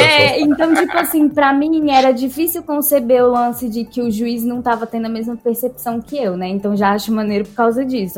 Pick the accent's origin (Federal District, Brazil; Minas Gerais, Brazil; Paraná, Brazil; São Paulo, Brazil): Federal District, Brazil; Brasília; a gente é de Brasília